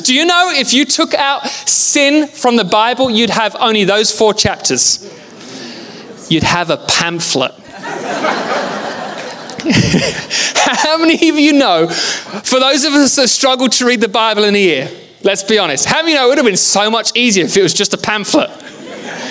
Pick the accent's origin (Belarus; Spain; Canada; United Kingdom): United Kingdom; England; I'm from England.